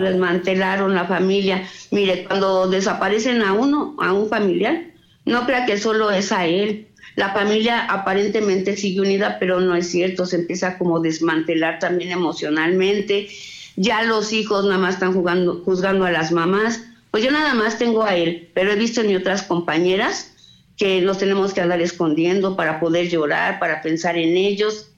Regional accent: Salamanca, Guanajuato, Mexico; Nosotras somos de Salamanca, aquí vivimos también

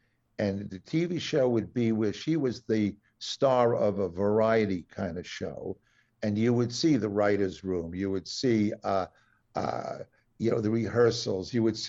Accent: Long Island, New York, United States; also born or lived in Wantagh / Woodmere; I grew up on Long Island. My dad worked in New York. New York was my city.

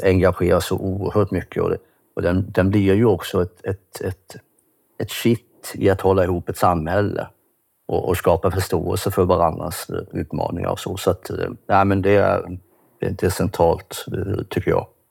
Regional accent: Kalmar, Kalmar County, Sweden; Jag kommer från Kalmar. Jag bor i ett litet hus där tillsammans med min hustru.

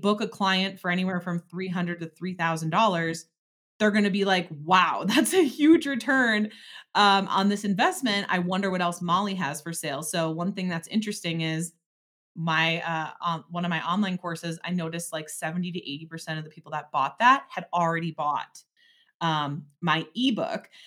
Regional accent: Door County, Wisconsin, United States; also born or lived in Eau Claire, Wisconsin; I'm from Door County

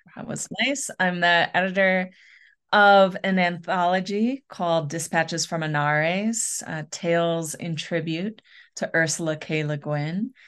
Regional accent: Western Michigan, United States; moved away as an adult; also born or lived in Portland, Oregon; now in Santa Fe, New Mexico / Portland, Oregon, United States; I'm originally from a small town in Western Michigan, but I have lived most of my adult life in the West

